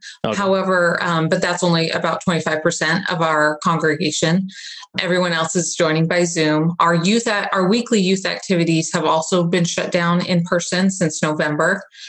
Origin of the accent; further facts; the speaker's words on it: Arizona, United States; No, I was born and raised in Arizona. I'm a sunshine girl, and I came to the clouds, but it's been a really beautiful area to live in.